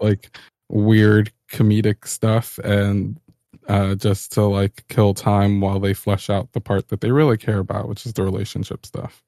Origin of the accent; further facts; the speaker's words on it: New York, United States; I'm a New Yorker